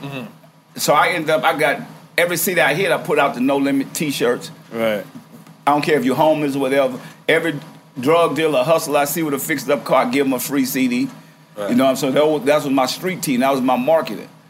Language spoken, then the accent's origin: English; New Orleans, Louisiana, United States; I'm from New Orleans